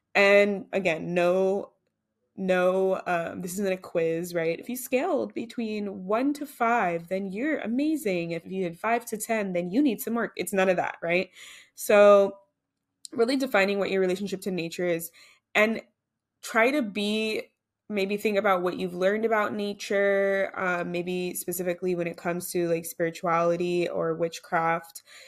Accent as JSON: {"language": "English", "country": "United States", "said": "I'm American"}